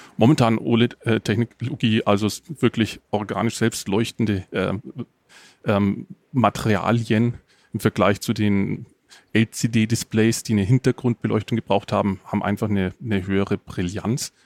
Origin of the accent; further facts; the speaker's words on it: the area around Nuremberg, Bavaria, Germany; ich komme aus der Gegend um Nürnberg